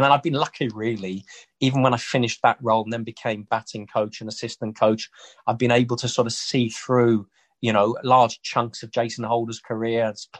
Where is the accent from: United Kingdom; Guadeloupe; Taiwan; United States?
United Kingdom; Wales; And even though I don't sound it, I am Welsh and my whole family is Welsh.